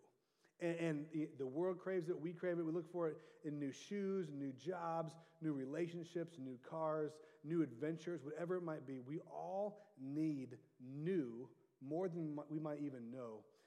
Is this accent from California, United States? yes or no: yes; Orange County, California, United States; also born or lived in Santa Barbara, California; I was raised in Orange County